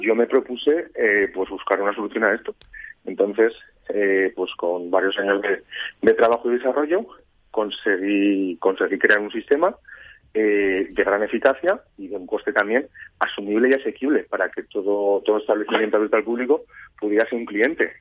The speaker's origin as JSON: {"language": "Spanish", "town": "Zaragoza", "region": "Aragon", "country": "Spain", "moved": "as an adult", "lives_now": "Ibiza, Spain", "said": "Yo soy de Zaragoza y pues tema trabajo me fui a vivir a Ibiza"}